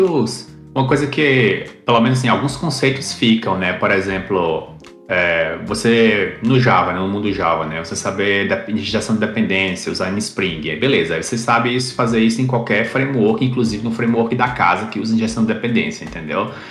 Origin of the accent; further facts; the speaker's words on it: Campina Grande, Paraíba, Brazil; now in Oceanside, United States; eu sou originalmente de Campina Grande, Paraíba, mas eu estou agora em Oceanside, na Califórnia